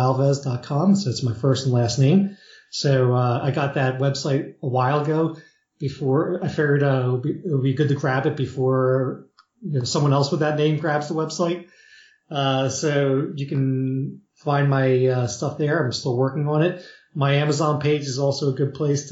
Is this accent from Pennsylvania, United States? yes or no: yes; Philadelphia, Pennsylvania, United States; I grew up in Philadelphia